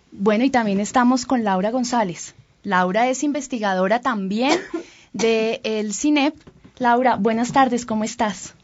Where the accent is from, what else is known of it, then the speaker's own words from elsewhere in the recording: Colombia; como los colombianos